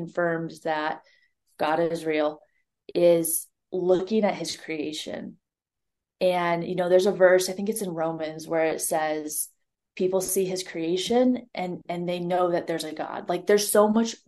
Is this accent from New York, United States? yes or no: no; Ohio, United States; moved away; also born or lived in Montana; She was taking a walk on our road back at home in Ohio. I'm originally from Ohio